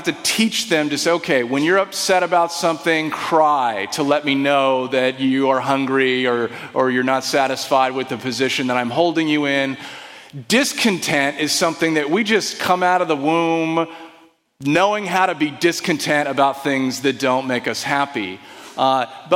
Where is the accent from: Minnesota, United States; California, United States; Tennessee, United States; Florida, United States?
California, United States; Desert Vineyard; I grew up in the Desert Vineyard. My parents founded that church